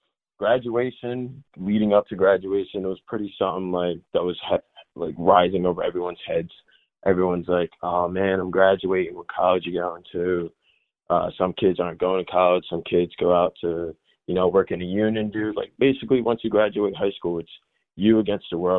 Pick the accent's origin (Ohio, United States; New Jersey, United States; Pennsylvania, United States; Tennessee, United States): New Jersey, United States; Delran; also born or lived in Minnesota / Willingboro, New Jersey; I was born in Minnesota, moved out of Minnesota in 05, moved to New Jersey.